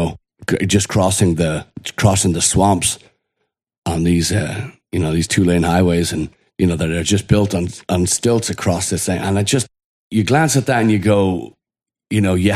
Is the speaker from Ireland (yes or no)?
yes; Ireland; now in United States; growing up in Ireland, Irish